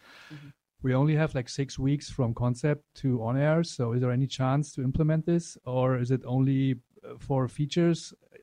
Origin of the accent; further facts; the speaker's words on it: Germany; I'm coming from Germany.